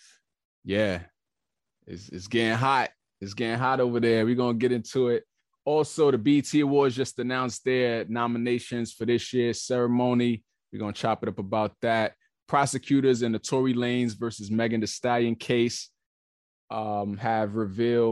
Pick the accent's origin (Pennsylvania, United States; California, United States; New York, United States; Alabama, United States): New York, United States; moved away; New York, my hometown